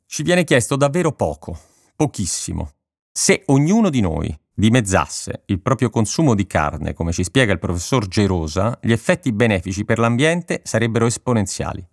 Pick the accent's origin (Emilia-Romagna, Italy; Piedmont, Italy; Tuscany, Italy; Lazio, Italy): Lazio, Italy; Rome; moved away as an adult; now in Milan, Italy; appena mi sono trasferito da Roma